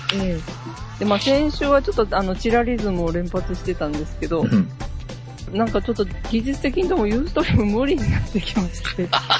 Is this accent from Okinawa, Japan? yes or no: no; Hyogo, Japan; 私の地元の兵庫県